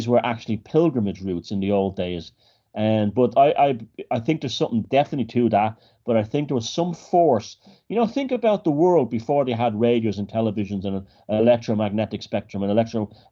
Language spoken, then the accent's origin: English; Dublin, Leinster, Ireland; I grew up in Dublin